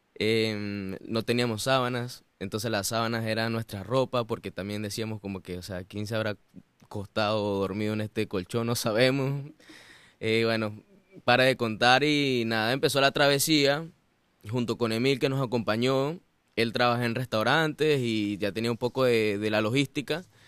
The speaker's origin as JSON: {"language": "Spanish", "region": "Mérida", "country": "Venezuela", "moved": "as an adult", "lives_now": "United States", "said": "Yo soy de Venezuela, en una ciudad mm, hermosa que se llama Mérida. Y, mm, bueno, famosamente los gochos, ¿no? Somos gochos, los gochos"}